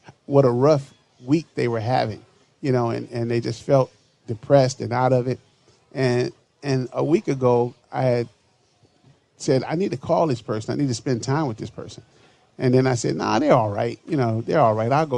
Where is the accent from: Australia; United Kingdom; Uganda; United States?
United States; Chicago, Illinois; now in Minneapolis, United States; my hometown of Chicago